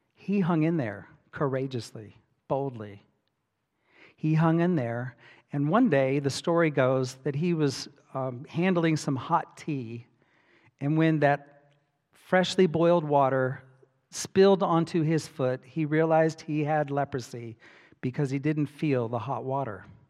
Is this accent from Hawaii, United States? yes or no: yes; Hawaii, United States; I grew up in Hawaii